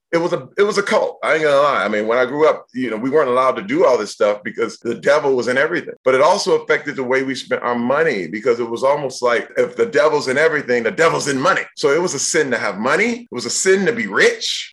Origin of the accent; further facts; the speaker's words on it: Flint, Michigan, United States; I was born in Flint, Michigan.